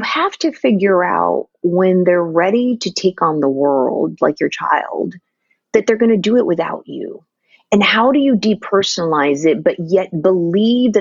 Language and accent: English; Philippines; moved away as an adult; Having been born and raised in the Philippines